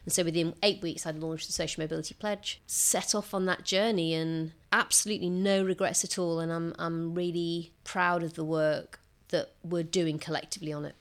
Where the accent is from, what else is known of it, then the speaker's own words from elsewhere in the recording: Rotherham, Yorkshire and the Humber, United Kingdom; communities like the one I grew up in in Rotherham